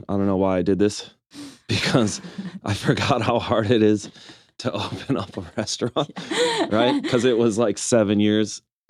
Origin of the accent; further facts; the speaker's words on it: Milwaukee, Wisconsin, United States; I'm born and raised in Milwaukee, Wisconsin.